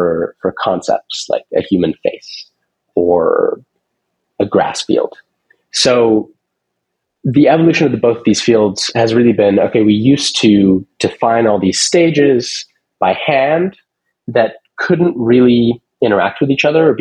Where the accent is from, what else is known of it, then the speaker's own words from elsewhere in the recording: Seattle, Washington, United States; I grew up in Seattle